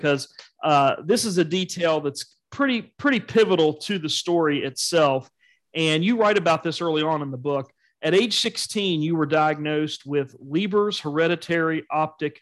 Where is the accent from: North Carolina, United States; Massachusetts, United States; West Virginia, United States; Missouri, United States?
West Virginia, United States; Charleston; Charleston also